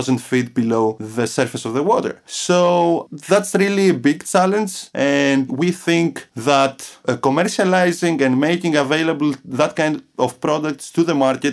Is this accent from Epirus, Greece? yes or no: no; Athens, Attica, Greece; moved away as an adult; also born or lived in Crete, Greece / Buffalo, New York, United States; I was born in Athens, Greece, in 1986